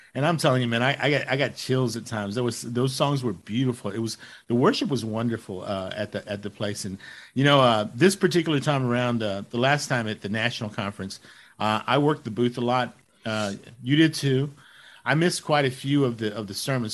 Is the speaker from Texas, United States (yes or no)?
yes; Dallas, Texas, United States; I'm from Dallas